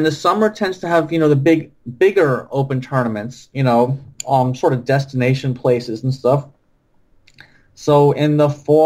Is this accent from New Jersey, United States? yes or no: yes; New Jersey, United States; We're both from Jersey